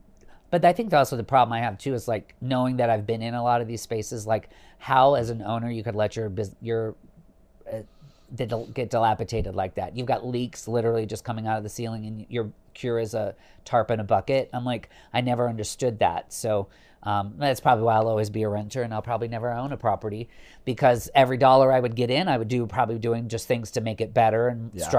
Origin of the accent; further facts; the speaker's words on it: Midwest, United States; vanilla plain as my palate is growing up in the Midwest.